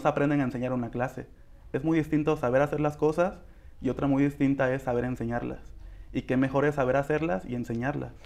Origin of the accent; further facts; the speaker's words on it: Coyuca de Benítez, Guerrero, Mexico; yo ya tenía siete años enseñando a chicas en mi municipio, que soy de Coyuca de Benítez